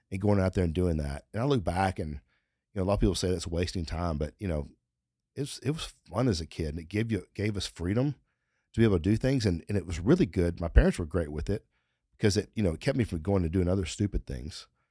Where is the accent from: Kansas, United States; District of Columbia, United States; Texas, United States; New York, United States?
Texas, United States; we're from Texas, and you, you learn when you're young here in Texas